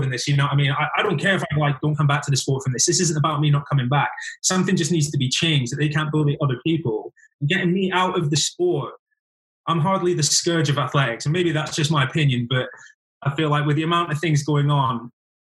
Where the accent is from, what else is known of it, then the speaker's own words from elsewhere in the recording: the Highlands, Scotland, United Kingdom; also born or lived in Glasgow; being Scottish, I spent 2 years living in Glasgow and from the Highlands